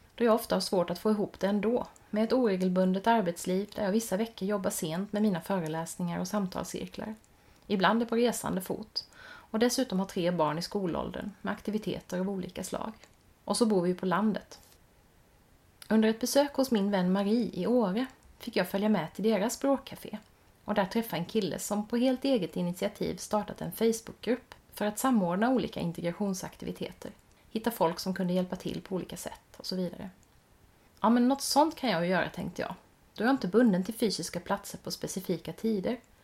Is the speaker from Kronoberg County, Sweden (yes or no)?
yes; Växjö, Kronoberg County, Sweden; min hemstad Växjö